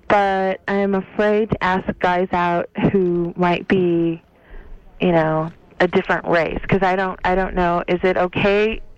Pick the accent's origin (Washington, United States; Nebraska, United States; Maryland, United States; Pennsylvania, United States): Nebraska, United States; near Omaha; moved away as an adult; now in San Francisco Bay Area, United States; it's in Nebraska near Omaha.